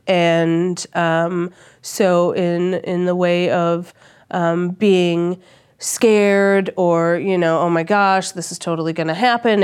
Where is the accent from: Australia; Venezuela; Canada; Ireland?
Australia; moved away; I'm Australian